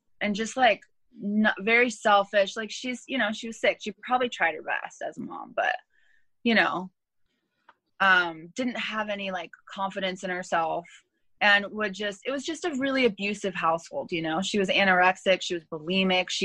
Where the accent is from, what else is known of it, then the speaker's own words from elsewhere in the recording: Los Angeles, California, United States; also born or lived in Thousand Oaks / Hollywood / Inglewood / Monterey Park; I'm from Los Angeles too